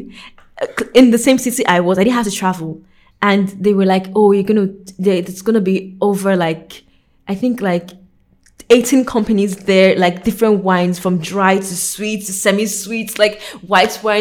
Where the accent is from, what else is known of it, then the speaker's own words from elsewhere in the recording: Warri, Delta, Nigeria; moved away as an adult; now in Hungary; I grew up in the South South. Shout out to the South South. Specifically, Warri